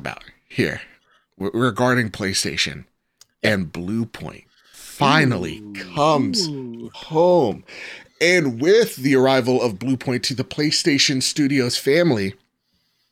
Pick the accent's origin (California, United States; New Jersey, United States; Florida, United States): New Jersey, United States; We're from New Jersey